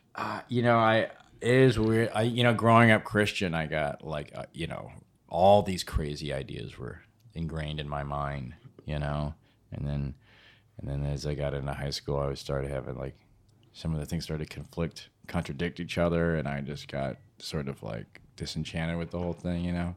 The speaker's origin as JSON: {"language": "English", "town": "St. Louis", "region": "Missouri", "country": "United States", "tie": "born or raised there", "also_born_or_lived": "Chicago, Illinois", "moved": "yes", "lives_now": "New York, United States", "said": "Born and raised in Saint Louis, comedically born in Chicago, Illinois"}